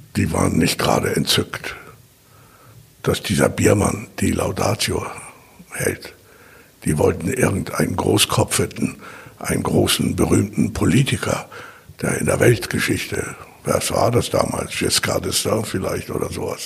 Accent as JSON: {"language": "German", "region": "Hamburg", "country": "Germany", "tie": "born or raised there", "also_born_or_lived": "East Germany", "moved": "yes", "said": "bin ein richtiger Hamburger. Ich bin mit Platt aufgewachsen. Meine Leute waren Hafenarbeiter"}